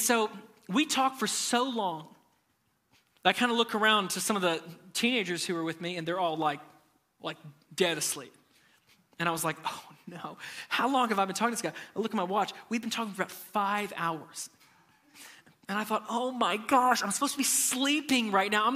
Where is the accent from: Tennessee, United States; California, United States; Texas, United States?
Tennessee, United States; Nashville; I'm from Nashville